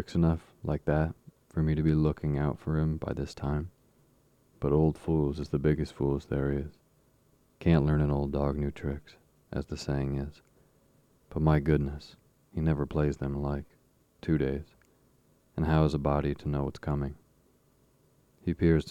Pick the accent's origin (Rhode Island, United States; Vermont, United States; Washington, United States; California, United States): Vermont, United States; moved away; my childhood growing up in Vermont